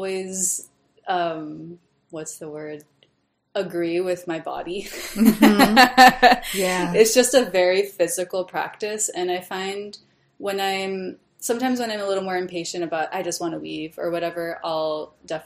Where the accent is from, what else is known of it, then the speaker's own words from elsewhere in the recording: Hawaii, United States; now in New York, United States; I'm from Hawaii originally